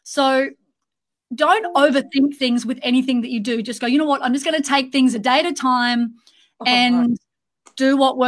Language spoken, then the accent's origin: English; Australia; now in Dubai, United Arab Emirates; We're in Dubai at the moment, so we're missing an Australian accent, so Abby, we feel like we're at homesick.